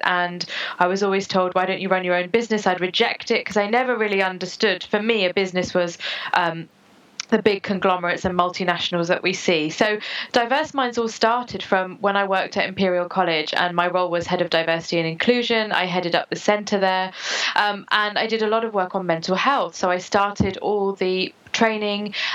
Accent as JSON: {"language": "English", "country": "United Kingdom", "tie": "born or raised there", "also_born_or_lived": "United States", "said": "I was born in the States, and then I moved here"}